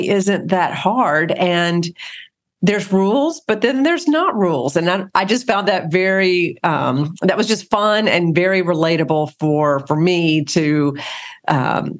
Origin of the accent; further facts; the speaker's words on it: the South, United States; I'm from the South